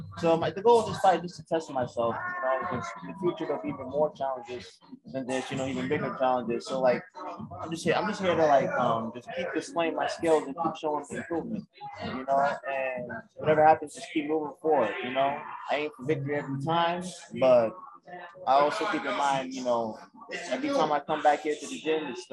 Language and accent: English; Boston, Massachusetts, United States; also born or lived in Nigeria; I was born here in Boston. And I've been here.